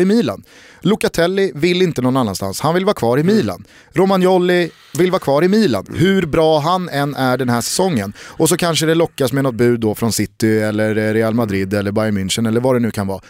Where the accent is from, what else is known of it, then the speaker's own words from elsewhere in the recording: Sweden; som svensk